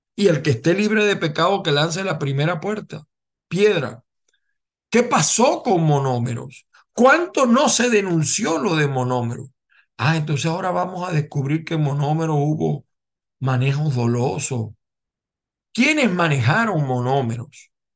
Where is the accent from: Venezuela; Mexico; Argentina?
Venezuela; moved away; yo no me vine de Venezuela por gusto